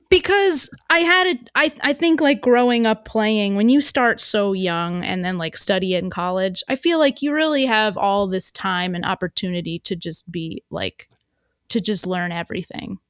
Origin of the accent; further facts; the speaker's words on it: New York, United States; as a New Yorker